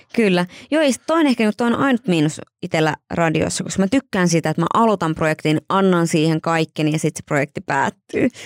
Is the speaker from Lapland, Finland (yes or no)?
no; Joensuu, North Karelia, Finland; me ollaan siis Joensuusta meidän perhe.